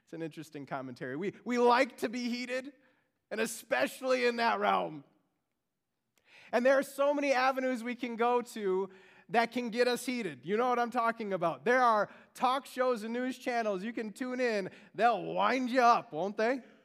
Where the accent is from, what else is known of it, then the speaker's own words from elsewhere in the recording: Beaver Dam, Wisconsin, United States; now in Frankfurt, United States; I grew up in Beaver Dam, Wisconsin